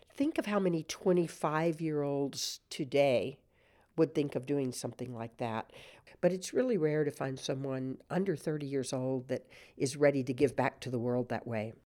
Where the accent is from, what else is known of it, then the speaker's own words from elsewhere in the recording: San Antonio, Texas, United States; as a little girl growing up in San Antonio